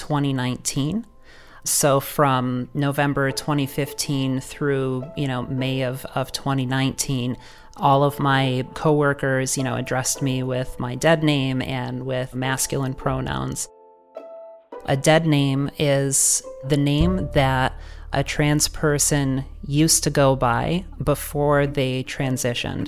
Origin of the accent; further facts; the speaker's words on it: Rochester, New York, United States; I'm from Rochester, New York